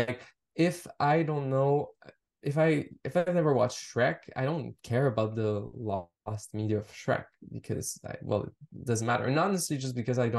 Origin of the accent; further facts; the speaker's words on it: Montreal, Quebec, Canada; I grew up in Montreal. I grew up in French Canada.